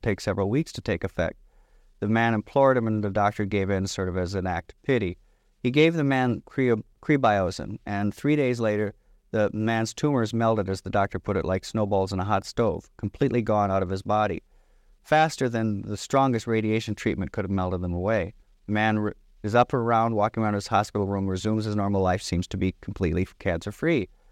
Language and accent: English; Michigan, United States; I grew up in Michigan